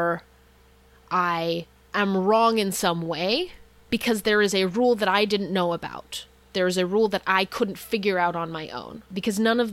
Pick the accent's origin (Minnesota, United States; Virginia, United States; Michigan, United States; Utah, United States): Utah, United States; So as a child, I grew up in Utah, very homogenous place